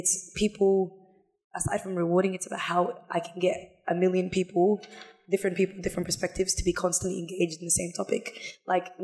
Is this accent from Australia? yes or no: yes; Australia; living in Australia, I was raised here, born here, Northside.